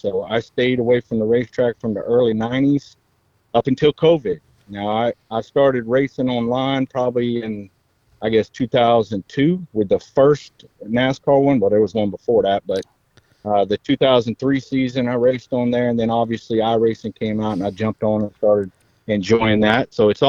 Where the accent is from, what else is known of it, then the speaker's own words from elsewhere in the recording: Knightsville, South Carolina, United States; now in Ridgeville, United States; I live in Ridgeville, but I come from Knightsville, South Carolina.